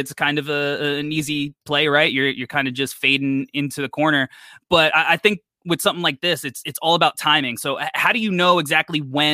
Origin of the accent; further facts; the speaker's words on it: New York, United States; I'm a New Yorker